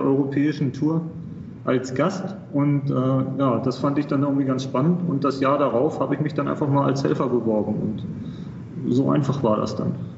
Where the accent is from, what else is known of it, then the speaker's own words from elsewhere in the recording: Hamburg, Germany; moved away as an adult; now in United Arab Emirates; ich komme aus, ursprünglich aus Hamburg